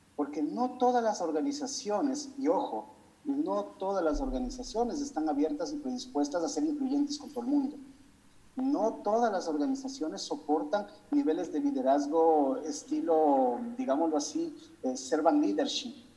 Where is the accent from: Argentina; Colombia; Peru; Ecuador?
Ecuador; en mi país, en Ecuador